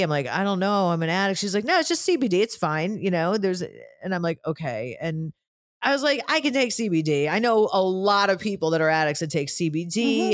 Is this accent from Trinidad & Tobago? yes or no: no; Cleveland, Ohio, United States; I'm from Cleveland